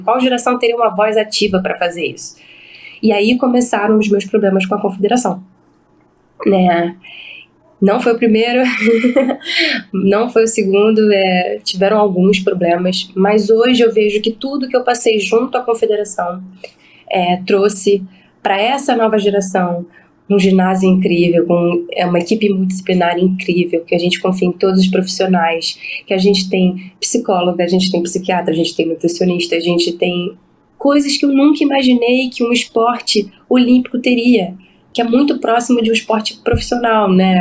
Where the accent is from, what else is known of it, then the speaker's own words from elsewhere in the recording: Rio de Janeiro, Brazil; era um Pan-Americano que era na minha cidade, onde eu nasci, era uma oportunidade da minha família estar presente